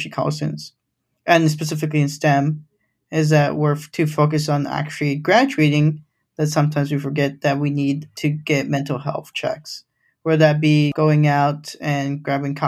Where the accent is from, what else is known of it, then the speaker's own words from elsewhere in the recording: Grand Rapids, Michigan, United States; first language Spanish; English is a second language; also born or lived in Los Angeles; I grew up in Grand Rapids, Michigan